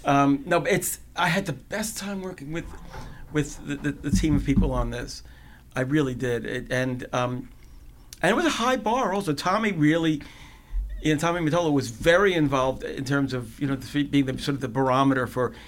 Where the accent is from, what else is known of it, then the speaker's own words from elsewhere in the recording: New Rochelle, New York, United States; I grew up in New Rochelle, Tommy, but.